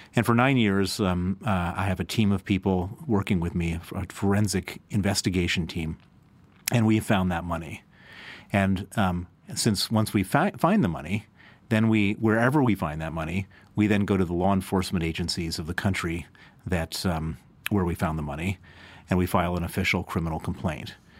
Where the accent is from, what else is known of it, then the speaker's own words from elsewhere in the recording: United States; now in United Kingdom; I'm American, I'm, I'm, I spend most of my life in, in the U K now